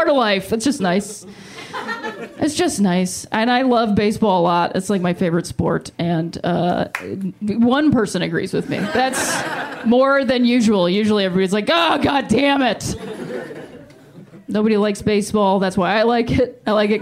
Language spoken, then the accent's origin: English; Akron, Ohio, United States; moved away; I'm from Akron, Ohio